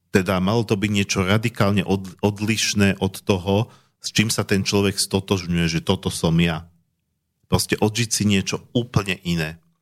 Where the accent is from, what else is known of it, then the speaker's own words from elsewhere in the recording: Slovakia; ja som Slovák